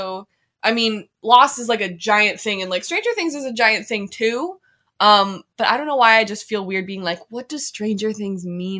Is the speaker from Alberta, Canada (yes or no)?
yes; Red Deer, Alberta, Canada; I'm from Red Deer, Alberta.